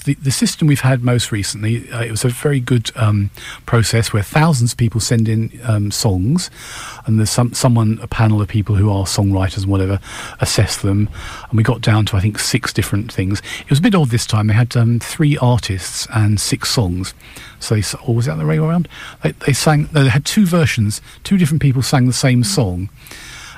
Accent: United Kingdom; we're British

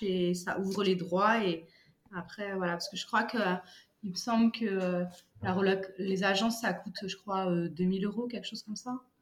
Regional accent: Paris, Île-de-France, France; moved away as an adult; now in United Kingdom; je viens de Paris

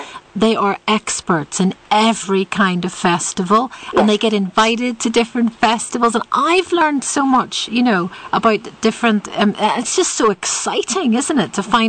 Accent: Ireland; now in United Kingdom; as an Irish person.

